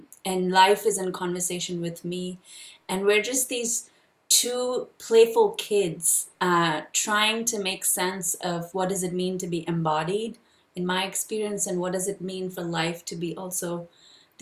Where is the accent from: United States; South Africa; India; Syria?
India; I was born and raised in India